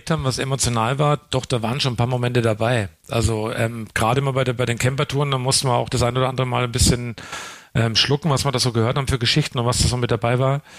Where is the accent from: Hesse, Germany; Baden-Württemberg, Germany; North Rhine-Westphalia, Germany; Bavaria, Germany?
Bavaria, Germany; Coburg; Ich bin aus Coburg. Ähm, und äh, der Coburger an sich hat ja nicht wirklich den, den einen Dialekt.